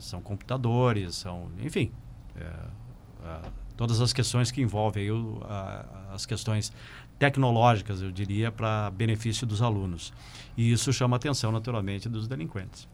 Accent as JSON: {"language": "Portuguese", "town": "Passo Fundo", "region": "Rio Grande do Sul", "country": "Brazil", "tie": "born or raised there", "said": "eu nasci em Passo Fundo exatamente porque meu pai veio prestar serviço aqui"}